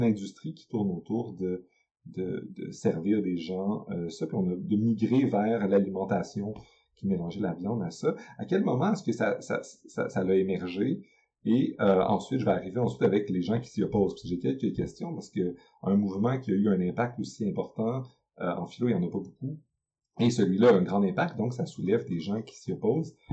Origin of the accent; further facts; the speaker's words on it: Quebec, Canada; chez nous, au Québec